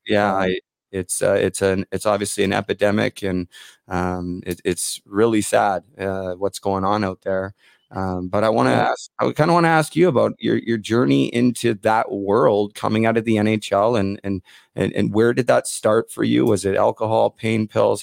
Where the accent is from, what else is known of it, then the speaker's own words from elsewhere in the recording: Vancouver, British Columbia, Canada; I'm from Vancouver